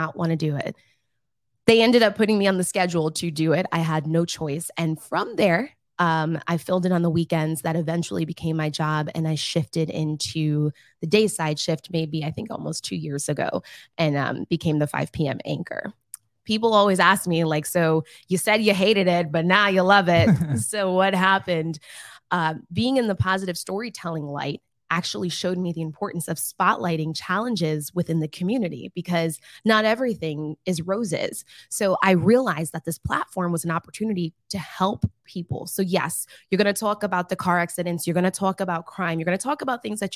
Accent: Lehigh Acres, Florida, United States; also born or lived in New York City / Atlanta / Los Angeles / Tampa; This is my hometown, Southwest Florida. I grew up in Lehigh Acres

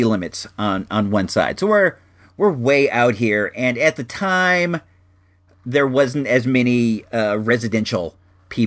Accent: Chicago, Illinois, United States; moved away; originally we hail from Chicago and the Chicago area

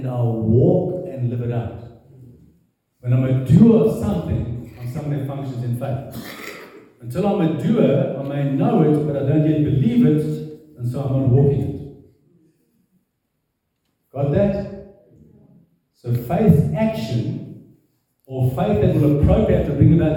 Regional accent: South Africa; I am born South African, but I'm not South African

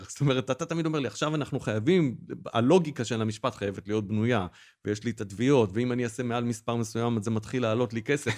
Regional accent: Israel; כי גם אנחנו ישראלים

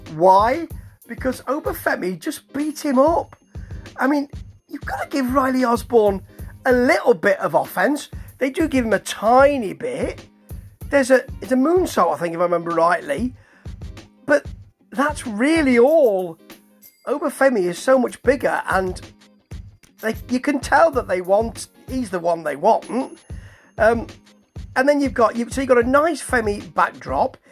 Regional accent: United Kingdom; I am British

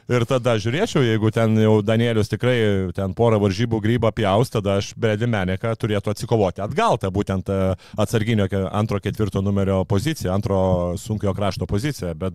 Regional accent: Lithuania; kadangi esu lietuvis

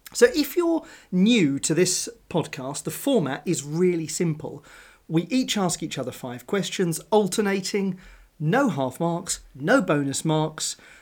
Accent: United Kingdom; I'm a British sports fan

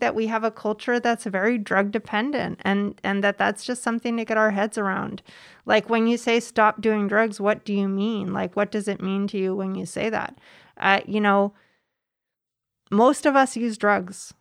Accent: Mendocino County, California, United States; also born or lived in Bay Area; I grew up in Mendocino County

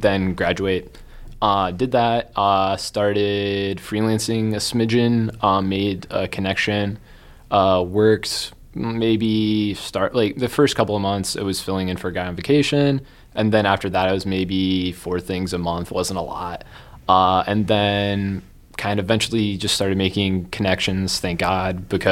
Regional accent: Boone, Iowa, United States; also born or lived in Ames, Iowa; I am from Boone, Iowa.

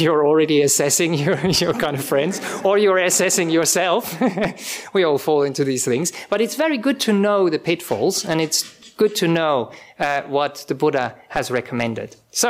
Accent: Switzerland; English is a second language; moved away as an adult; also born or lived in Czech Republic; now in Australia; I'm from Europe originally, I come from Switzerland. My parents are from Czech Republic originally

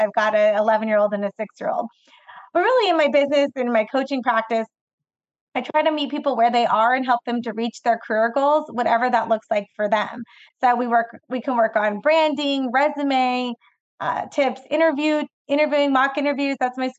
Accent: Fresno, California, United States; who happens to also be from my hometown. So anyone listening in the 559, there's a Fresno connection.

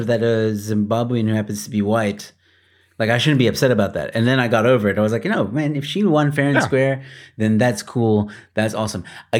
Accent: United States; now in South Africa; I'm American. I was born in America. I might live in South Africa, but I was born in America.

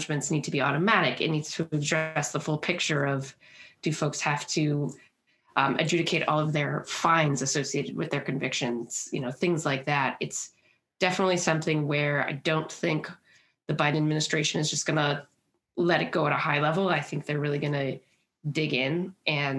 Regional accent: Milwaukee, Wisconsin, United States; now in Minnesota, United States; We're from Milwaukee, Wisconsin

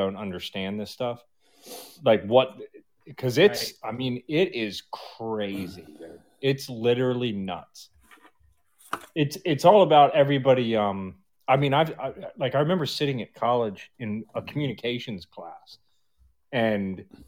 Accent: Baltimore, Maryland, United States; grew up in Baltimore, huge drug problem

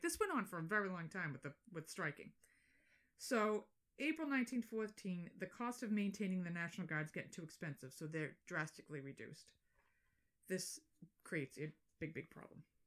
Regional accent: Boston, Massachusetts, United States; accent: Boston

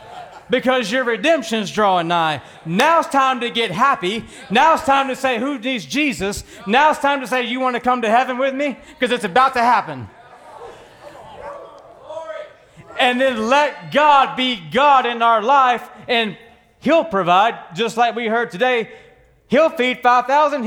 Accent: Texas, United States; Born and raised in Texas on a working ranch

